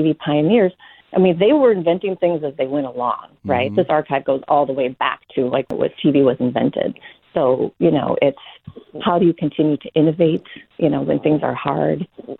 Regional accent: Minneapolis, Minnesota, United States; moved away as an adult; also born or lived in New York City; I grew up in Minneapolis, Minnesota.

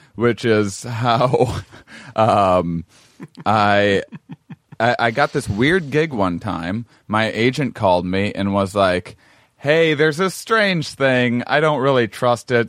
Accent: La Crosse, Wisconsin, United States; Lacrosse, Wisconsin, my hometown

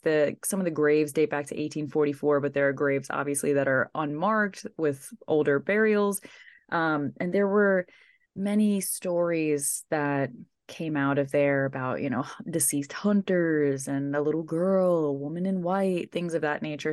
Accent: New York, United States; I'm from New York.

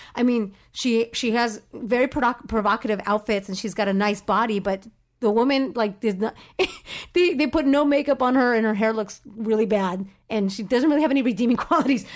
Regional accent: Orange County, California, United States; I grew up in Orange County

